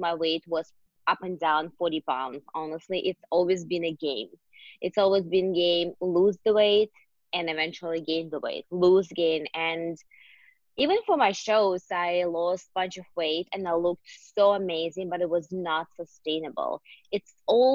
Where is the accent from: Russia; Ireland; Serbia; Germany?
Russia; Siberia; English is a second language; moved away as an adult; I am born and raised in Siberia, in Russia, actually. I moved here 7.5 years ago on my own